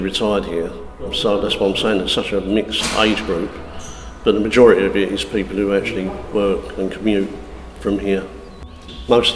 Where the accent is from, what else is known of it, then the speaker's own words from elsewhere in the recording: Southend-on-Sea, East of England, United Kingdom; I'm originally from Essex, Southend-on-Sea